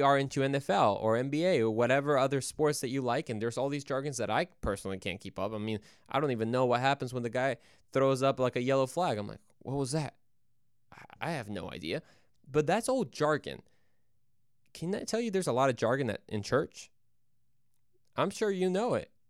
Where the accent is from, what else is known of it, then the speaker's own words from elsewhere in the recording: Mexico; Yo soy mexicano, yo soy de Mexico, uh, so I'm from Mexico